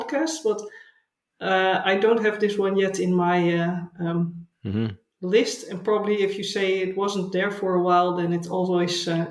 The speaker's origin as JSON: {"language": "English", "town": "Haarlem", "region": "North Holland", "country": "Netherlands", "tie": "born or raised there", "also_born_or_lived": "Delft / The Hague / Utrecht", "second_language": "English", "moved": "as an adult", "lives_now": "Pijnacker, Netherlands", "said": "I grew up near Amsterdam in a place called Haarlem"}